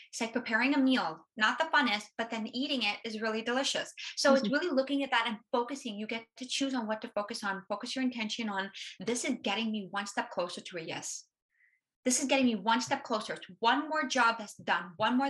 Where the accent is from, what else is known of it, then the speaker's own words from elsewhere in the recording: Canada; Being a Canadian, it's going to be hard to get to the States.